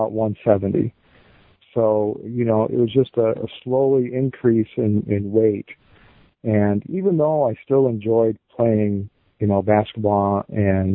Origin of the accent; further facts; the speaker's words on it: Dixon, Illinois, United States; I'm from Dixon, Illinois